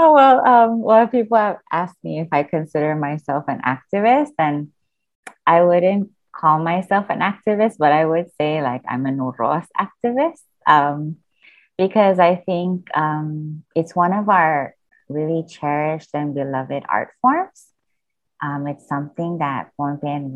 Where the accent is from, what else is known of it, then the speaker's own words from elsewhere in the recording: Pohnpei, Micronesia; I'm from Pohnpei